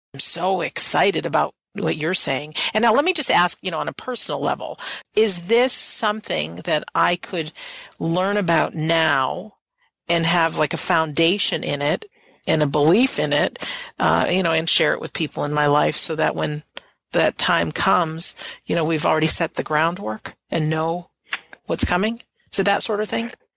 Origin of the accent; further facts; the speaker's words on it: United States; I'm an American.